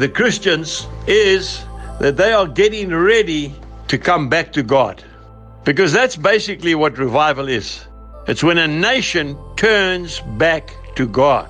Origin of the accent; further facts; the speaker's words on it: South Africa; I'm a South African and because I live in South Africa